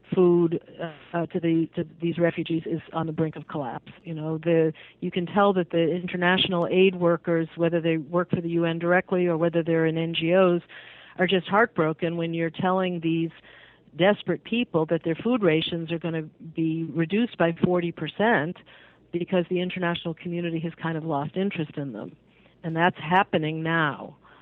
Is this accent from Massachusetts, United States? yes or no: yes; Massachusetts, United States; I grew up in Massachusetts